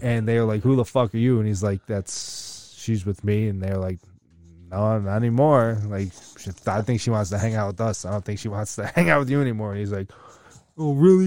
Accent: United States; we're American

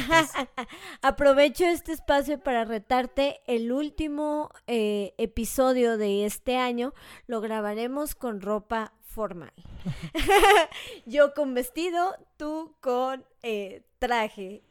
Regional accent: Mexico; como mexicanos.

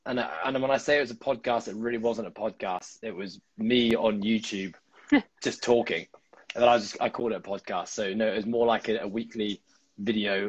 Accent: Hong Kong; I'm born and raised in Hong Kong

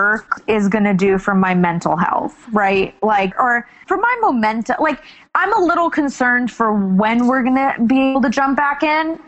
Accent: Miami, Florida, United States; moved away as an adult; also born or lived in Queens, New York City; I grew up in Miami. My mom and dad are here.

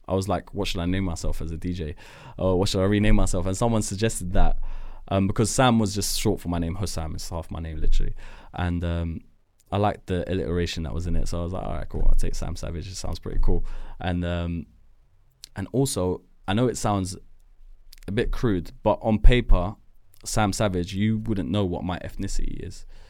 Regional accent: Edgware, London, United Kingdom; I was born in Edgware, Edgware Hospital. Um, I grew up in a neighborhood called Deansbrook

